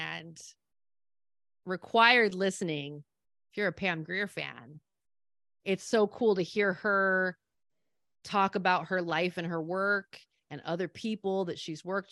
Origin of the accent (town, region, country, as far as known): California, United States; born or raised there